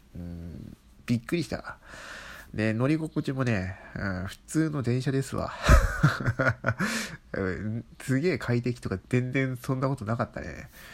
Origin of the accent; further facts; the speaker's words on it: Kanto, Japan; 僕は関東人なんですね